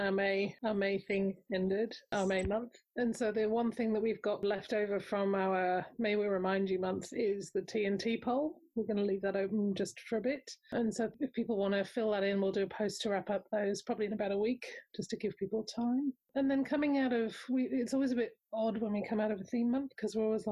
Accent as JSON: {"language": "English", "country": "Australia", "said": "I'm Australian"}